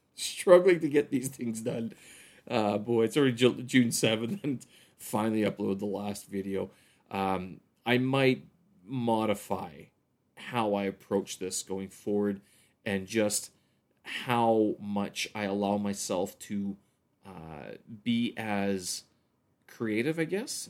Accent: Canada; now in Beijing, China; I'm a Canadian expat here in Beijing, China

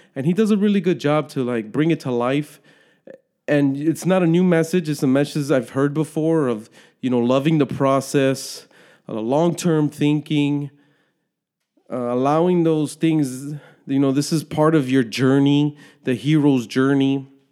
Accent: United States; I'm a citizen, born and raised in the United States

